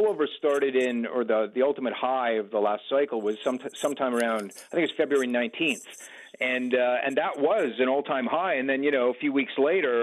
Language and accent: English; Canada; as a Canadian and as a music lover